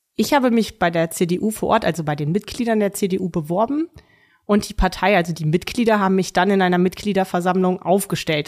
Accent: Ürzig, Rhineland-Palatinate, Germany; Ich spiele seit Kindertagen in einer Damenmannschaft in meinem Geburtsort Uerzig Tennis

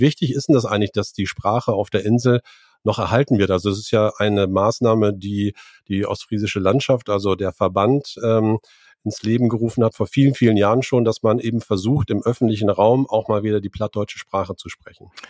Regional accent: the North, Northern Germany, Germany; bei uns im Norden

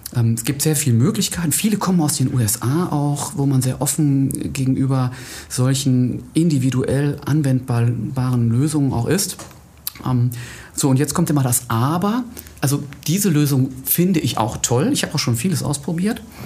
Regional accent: Wetter, North Rhine-Westphalia, Germany; moved away as an adult; now in Essen, Germany; Ich bin geboren in Wetter an der Ruhr und habe da die Hälfte meines Lebens ungefähr gelebt

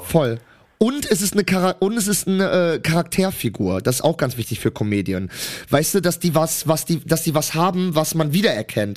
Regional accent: Germany; Ich bin Deutscher

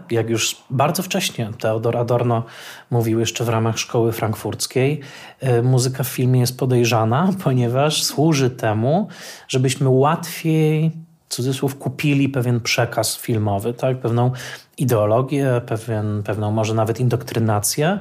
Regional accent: Tarnowskie Góry, Silesian Voivodeship, Poland; Ja dorastałem w Tarnowskich Górach na Śląsku

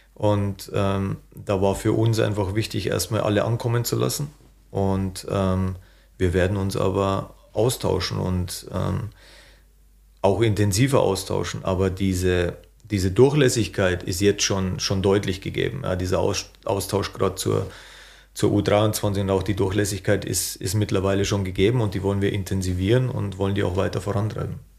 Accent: Bavaria, Germany; accent: Bavarian; moved away as an adult; now in Hanover, Germany; immer in meinem Heimatland Bayern gewesen zu sein

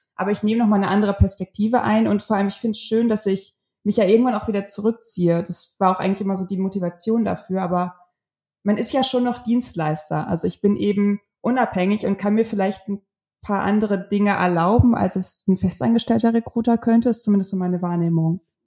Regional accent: North Rhine-Westphalia, Germany; ich komme aus Ostwestfalen. Wir sind unfassbar konservativ und sicherheitsbewusst.

